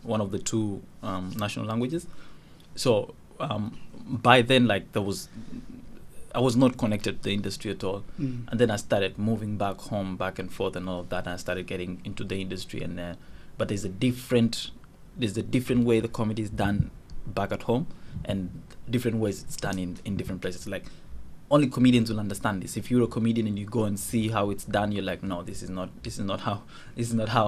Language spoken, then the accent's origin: English; Uganda; first language Dinka; English is a second language; moved away; also born or lived in Kenya / Juba, South Sudan; I would say I grew up most of my life in Uganda, because I did about 16 years in Uganda.